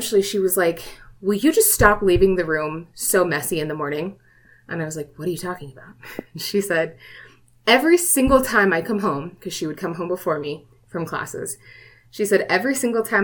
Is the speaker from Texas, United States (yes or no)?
no; Hawaii, United States; moved away; I was raised, I was born in Hawaii, and my parents raised me on stories of the Menahuni